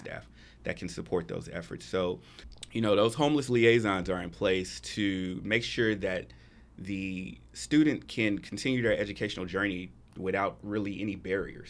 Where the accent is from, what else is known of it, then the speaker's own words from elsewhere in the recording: Atlanta, Georgia, United States; moved away as an adult; now in Texas, United States; I'm actually from Atlanta. I've been in Texas for about four years now